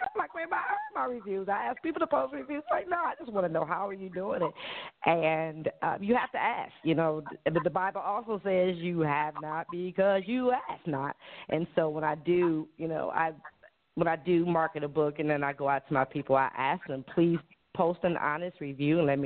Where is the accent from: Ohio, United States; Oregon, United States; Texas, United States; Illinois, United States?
Ohio, United States; Cleveland; moved away as an adult; now in Hawaii, United States; I'm born and raised in Cleveland, Ohio, just 4 hours up the street, and moved here to Hawaii about a year ago.